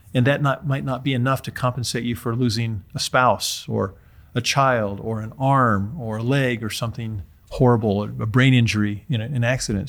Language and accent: English; Utah, United States; my home state of Utah